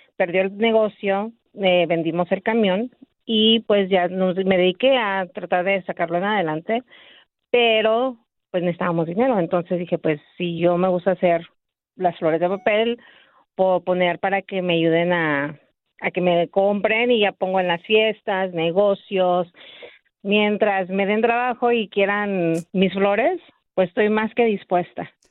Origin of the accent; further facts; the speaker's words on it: Mexico City, Mexico; moved away as an adult; now in Azusa, United States; Somos de la Ciudad de México, pues dejamos familia allá